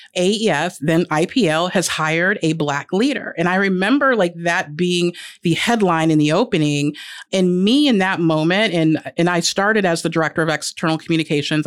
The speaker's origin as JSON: {"language": "English", "town": "Indianapolis", "region": "Indiana", "country": "United States", "tie": "born or raised there", "also_born_or_lived": "Virginia / North Carolina", "said": "I was born and raised here in Indy"}